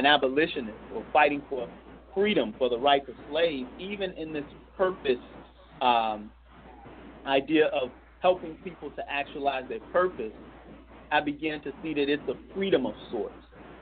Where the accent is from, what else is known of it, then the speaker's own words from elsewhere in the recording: Chicago, Illinois, United States; I was raised in Chicago, Illinois, single parent